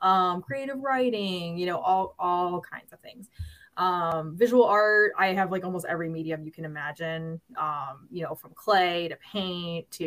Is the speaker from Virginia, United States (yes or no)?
yes; Norfolk, Virginia, United States; I'm from Norfolk. So I live in Norfolk